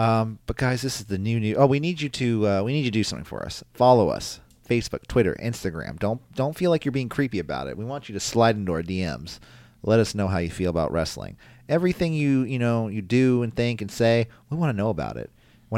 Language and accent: English; United States; I'm American